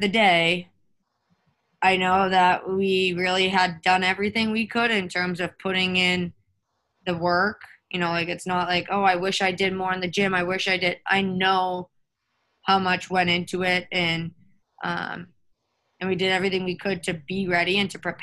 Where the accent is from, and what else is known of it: Winthrop, Massachusetts, United States; born or raised there